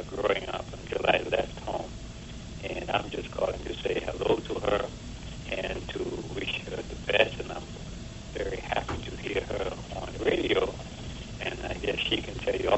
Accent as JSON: {"language": "English", "country": "Turks & Caicos Islands", "tie": "born or raised there", "moved": "yes", "said": "Growing up in Overback."}